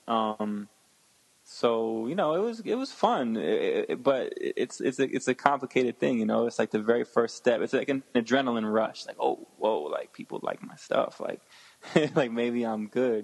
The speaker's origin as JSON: {"language": "English", "region": "Connecticut and Westchester", "country": "United States", "tie": "born or raised there", "said": "originally I'm from uh, Connecticut, and oh, I grew up in like Connecticut and Westchester, which is like outside of New York."}